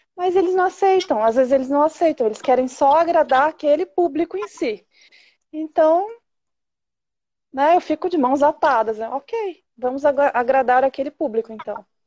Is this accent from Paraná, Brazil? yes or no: yes; Jandaia do Sul, Paraná, Brazil; eu também sou da cidade do Ratinho